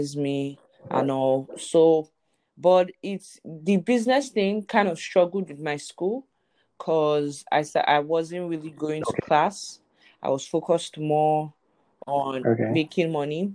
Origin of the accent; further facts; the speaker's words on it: Lagos, Nigeria; I was born and raised in Lagos, Nigeria.